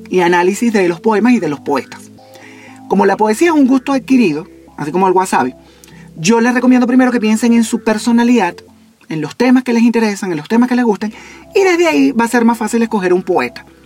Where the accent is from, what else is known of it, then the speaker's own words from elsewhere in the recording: eastern Venezuela, Venezuela; No oriental de mi tierra de oriente de, de Venezuela, no, oriental.